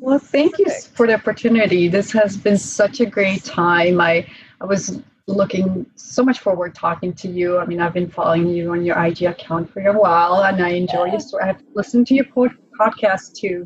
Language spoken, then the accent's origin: English; Prague, Czechia; moved away; I was born in Prague in Czech Republic.